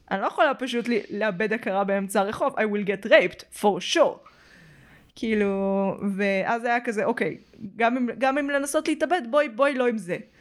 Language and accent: Hebrew; Petah Tikva, Central District, Israel; אז כאילו בשכונה היותר שווה, בפתח תקווה